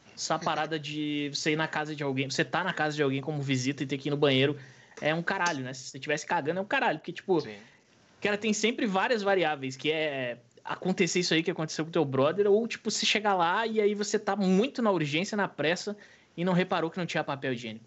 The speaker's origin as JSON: {"language": "Portuguese", "region": "Rio Grande do Sul", "country": "Brazil", "said": "Sou do Rio Grande do Sul"}